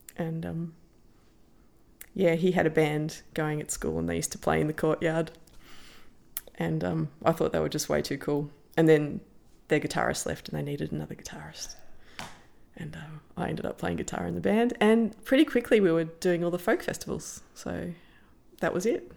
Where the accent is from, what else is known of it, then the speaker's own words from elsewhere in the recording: Canberra, Australian Capital Territory, Australia; moved away; as an Australian